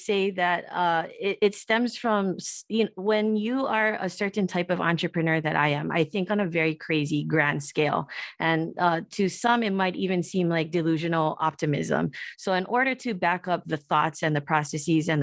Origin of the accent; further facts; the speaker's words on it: Honolulu, Hawaii, United States; also born or lived in Los Angeles, California; my education that I was afforded from Punahou and from UCLA